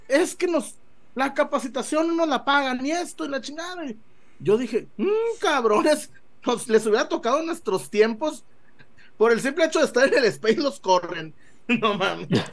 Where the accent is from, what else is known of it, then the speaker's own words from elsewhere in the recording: Mexico; somos mexicanos